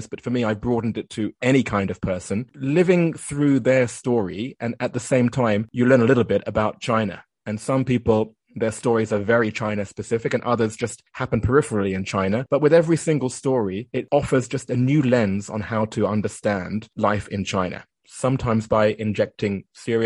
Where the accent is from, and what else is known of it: United Kingdom; moved away as an adult; also born or lived in Japan